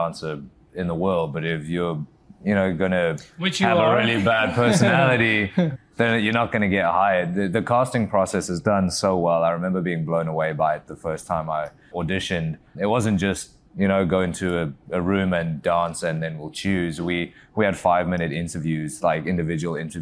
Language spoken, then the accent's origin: English; South Africa; moved away as an adult; also born or lived in England; now in United States; Originally, I'm from South Africa, born and raised. I moved out to England when I was 18